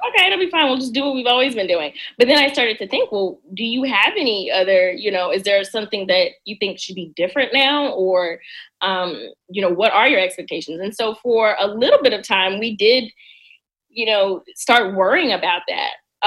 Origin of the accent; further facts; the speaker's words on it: Mississippi, United States; moved away as an adult; now in Washington, D.C., United States; mississippi i love my home state